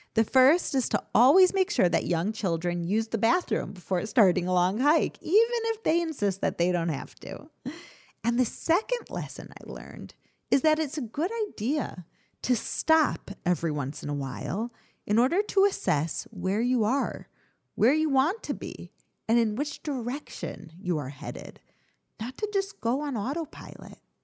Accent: Chicago, Illinois, United States; I grew up in Chicago

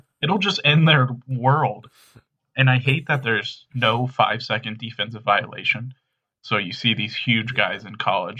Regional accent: California, United States; ever since I grew up in California.

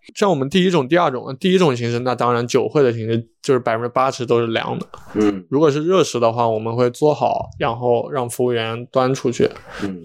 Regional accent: Hunan, China; born or raised there

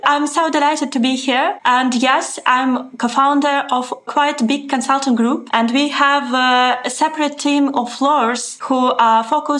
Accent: Saint Petersburg, Russia; moved away as an adult; now in Dubai, United Arab Emirates; originally I'm from St. Petersburg. So I'm used to gray sky and gray ground. But now I'm living in Dubai and I survived my first summer here.

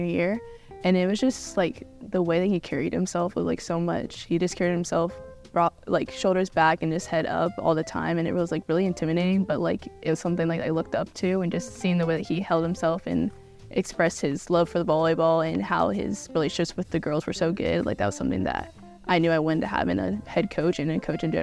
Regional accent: Kansas City, United States; I'm from Kansas City

